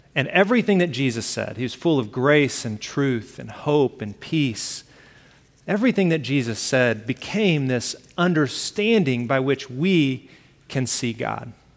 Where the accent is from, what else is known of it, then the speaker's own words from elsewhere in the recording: Alabama, United States; I grew up in Alabama. I use the word y'all